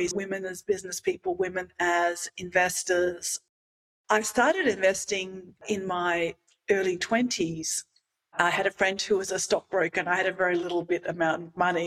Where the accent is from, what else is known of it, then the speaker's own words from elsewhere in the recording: Australia; now in Mexico; I grew up in Australia